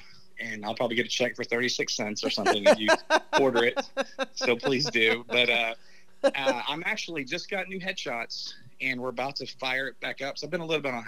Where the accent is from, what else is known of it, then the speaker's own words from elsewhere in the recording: Dallas, Texas, United States; also born or lived in Los Angeles, California; I'm from Dallas, man. I'm from the city. I'm not from Amarillo.